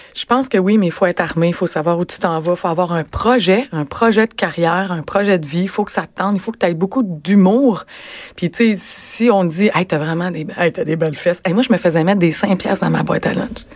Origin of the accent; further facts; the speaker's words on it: Rimouski, Quebec, Canada; moved away as an adult; now in Montreal, Canada; Je suis originaire de Rimouski